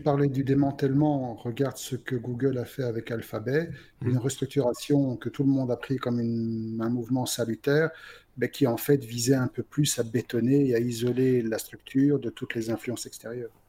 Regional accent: Belgium; chez nous en Belgique

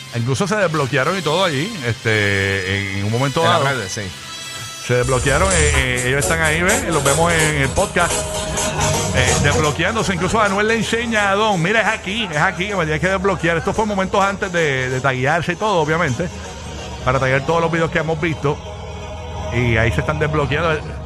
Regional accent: Puerto Rico

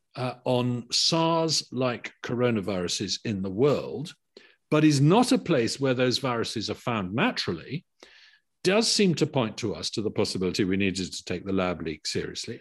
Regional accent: United Kingdom; as a Brit

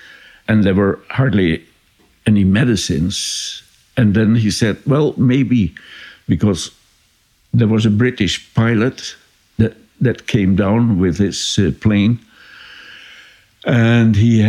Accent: Enschede, Overijssel, Netherlands; born there; English is a second language; And I was born in the Catholic hospital in Enschede, in the eastern part of the country.

